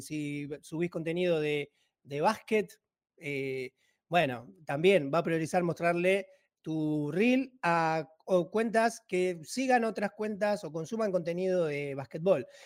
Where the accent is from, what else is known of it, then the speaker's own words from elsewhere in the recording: Banfield, Buenos Aires Province, Argentina; yo soy empresario argentino, eh, tengo 40 años, soy de provincia de Buenos Aires.